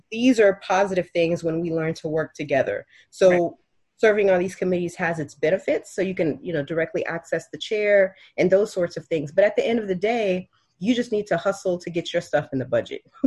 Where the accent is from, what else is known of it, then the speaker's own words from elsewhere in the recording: Miami, Florida, United States; also born or lived in Haiti; I was raised in Miami